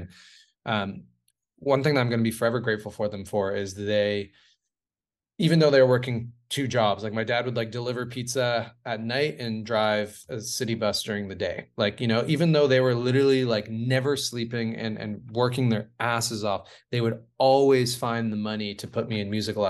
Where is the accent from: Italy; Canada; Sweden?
Canada; Ontario; And we grew up just outside of Toronto in the suburbs